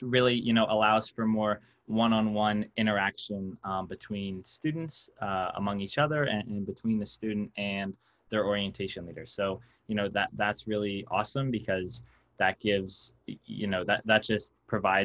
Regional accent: Spring Mills, Pennsylvania, United States; I'm from Spring Mills, Pennsylvania, which is a small town not too far from Penn State

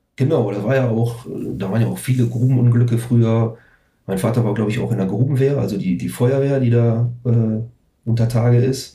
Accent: Herten, North Rhine-Westphalia, Germany; also born or lived in Recklinghausen; ich bin 1977 in Herten geboren. Das ist halt so ein Vorort von Recklinghausen

